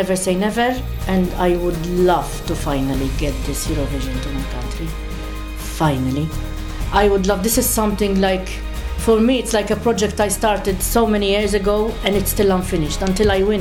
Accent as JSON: {"language": "English", "country": "Malta", "first_language": "Maltese", "second_language": "English"}